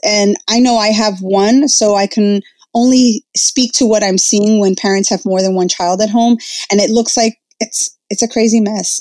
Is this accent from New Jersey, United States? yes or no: yes; Jersey City, New Jersey, United States; I was actually born and raised in uh, Jersey City